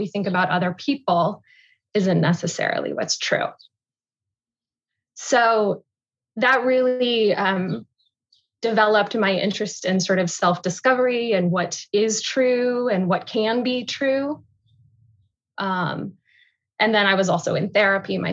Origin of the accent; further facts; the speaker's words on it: San Diego, California, United States; moved away as an adult; also born or lived in Wheeling, Illinois; now in Chicago, United States; we moved to California when I was two. So I grew up in San Diego